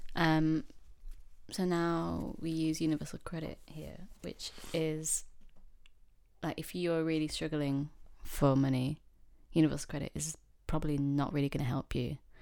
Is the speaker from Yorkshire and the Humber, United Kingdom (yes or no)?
yes; Yorkshire and the Humber, United Kingdom; moved away as an adult; now in London, United Kingdom; I grew up in a very, very small town slash village